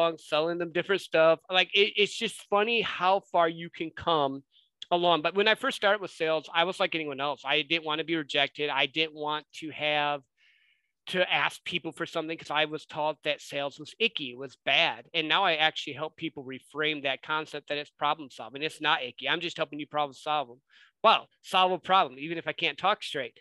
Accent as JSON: {"language": "English", "region": "Southwest Michigan", "country": "United States", "tie": "born or raised there", "moved": "as an adult", "lives_now": "Dallas-Fort Worth, United States", "said": "I grew up in Southwest Michigan, which is a great area."}